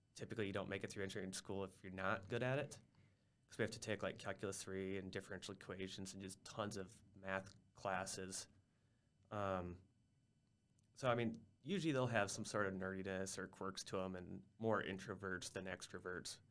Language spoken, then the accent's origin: English; Minnesota, United States; moved away as an adult; also born or lived in South Dakota; I grew up in Minnesota